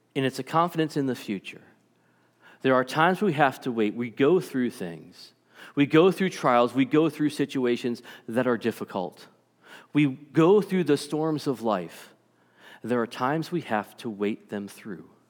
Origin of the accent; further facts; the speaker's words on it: Stoughton, Massachusetts, United States; I grew up in Massachusetts. um, little town called Stoughton, Massachusetts, just south of Boston